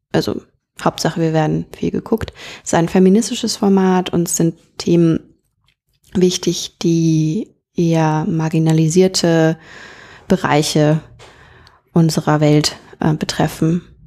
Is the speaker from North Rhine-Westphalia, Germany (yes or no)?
yes; North Rhine-Westphalia, Germany; moved away; bei uns in NRW äh, in der Kleinstadt, in der ich aufgewachsen bin